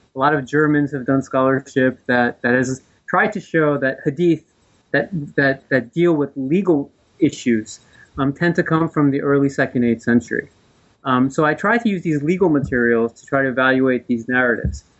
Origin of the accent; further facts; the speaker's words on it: New Jersey, United States; I'm from the East Coast. I was raised in New Jersey